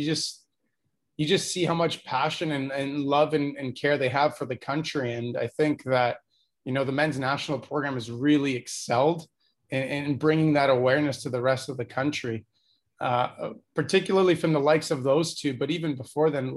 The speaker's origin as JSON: {"language": "English", "country": "Canada", "tie": "born or raised there", "also_born_or_lived": "Yugoslavia", "second_language": "English", "said": "growing up in Canada, like, I moved to Canada when I was six. I was actually a refugee to Canada. My family escaped the Yugoslav war"}